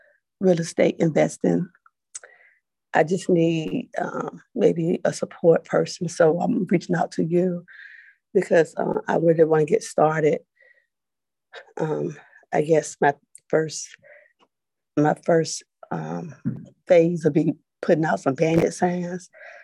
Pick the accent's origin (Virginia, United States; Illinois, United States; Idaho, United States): Virginia, United States; Northern; I'm from Virginia, north of Virginia.